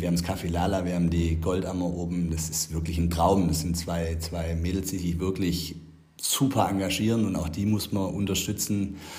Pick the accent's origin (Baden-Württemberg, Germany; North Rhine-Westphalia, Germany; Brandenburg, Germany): Baden-Württemberg, Germany; Herrenberg; wir sind Herrenberger Stadtkinder. Ich meine, wir sind in der Altstadt aufgewachsen